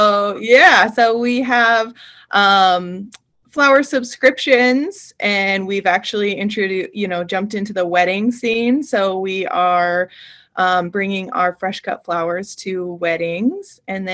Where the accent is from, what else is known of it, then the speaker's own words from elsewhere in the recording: Montana, United States; I grew up in Montana on a ranch